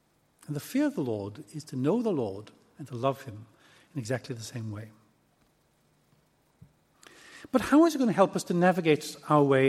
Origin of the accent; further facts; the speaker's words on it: Aberystwyth, Wales, United Kingdom; come from a little town called Aberystwyth in West Wales.